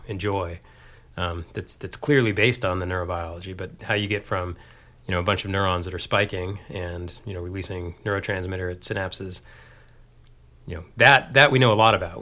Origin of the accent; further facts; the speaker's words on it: Texas, United States; moved away as an adult; also born or lived in Dayton, Ohio / Austin, Texas; now in Boston, United States; growing up in Texas